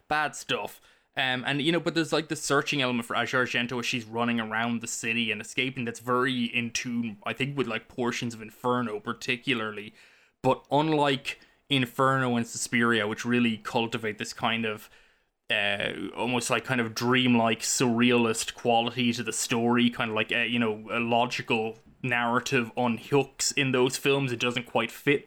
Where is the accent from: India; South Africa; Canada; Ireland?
Ireland; now in United States; growing up in Ireland